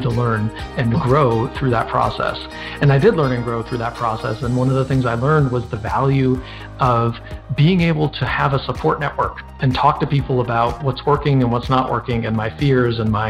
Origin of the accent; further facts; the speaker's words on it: Minnesota, United States; I grew up in Minnesota. I was born in Minnesota